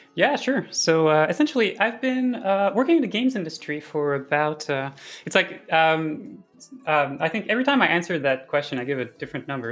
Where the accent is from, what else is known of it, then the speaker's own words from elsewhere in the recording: Montreal, Quebec, Canada; also born or lived in Amsterdam; I came back in two thousand nineteen to Montreal, which is my hometown